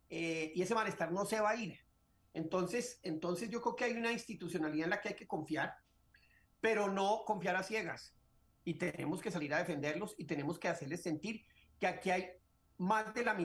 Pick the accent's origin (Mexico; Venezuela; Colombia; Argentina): Colombia; como embajador colombiano en Washington, llevé muchísimos senadores a que entendieran el drama que vivía el pueblo venezolano